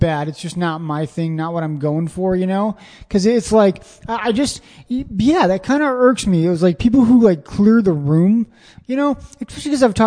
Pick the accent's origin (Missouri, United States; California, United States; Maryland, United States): Missouri, United States; Springfield; now in Austin, United States; I'm from Springfield, Missouri, where there's one club, maybe two a week that you can do.